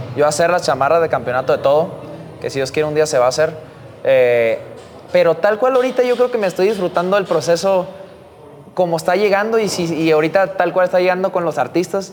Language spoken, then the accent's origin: Spanish; Tijuana, Baja California, Mexico; como tijuanense